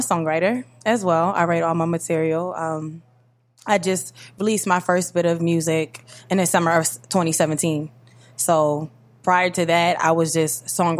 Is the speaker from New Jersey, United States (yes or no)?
yes; Willingboro, New Jersey, United States; now in Trenton, United States; I'm from Willingboro, New Jersey. Shout out to Willingboro.